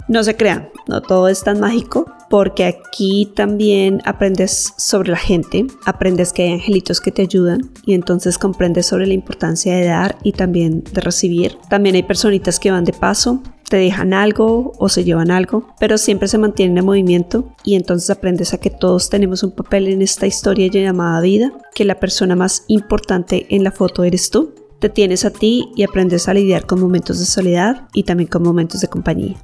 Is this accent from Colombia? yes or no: yes; Colombia; moved away as an adult; now in Australia; soy colombiana de nacimiento y vivo en Australia hace más o menos seis años